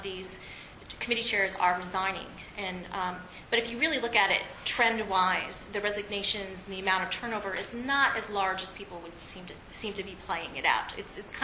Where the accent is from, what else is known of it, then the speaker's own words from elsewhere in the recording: Texas, United States; my home state of Texas